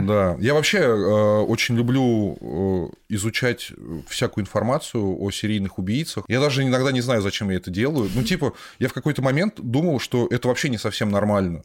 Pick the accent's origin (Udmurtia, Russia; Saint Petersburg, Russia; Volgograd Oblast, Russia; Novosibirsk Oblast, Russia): Volgograd Oblast, Russia; Volgograd; я из Волгограда.